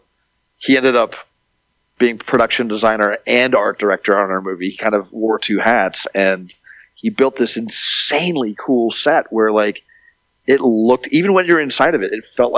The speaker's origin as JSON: {"language": "English", "town": "Montreal", "region": "Quebec", "country": "Canada", "tie": "born there", "said": "I'm a mutt. I'm like half Canadian. I was born in Montreal."}